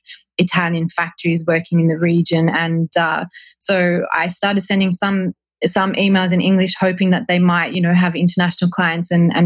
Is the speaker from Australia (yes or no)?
yes; Australia; as an Australian